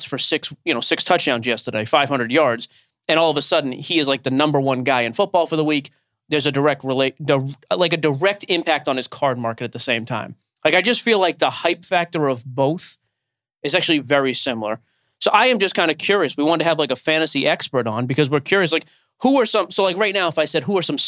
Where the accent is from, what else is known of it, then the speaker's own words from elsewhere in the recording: Boston, Massachusetts, United States; I'm from Boston.